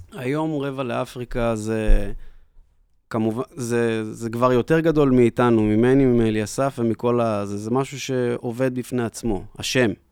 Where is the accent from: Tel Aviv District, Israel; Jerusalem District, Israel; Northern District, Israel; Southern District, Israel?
Northern District, Israel; Tiberias; also born or lived in New York; אני גדלתי בטבריה לאבא שיש לו להקת חתונות ואירועים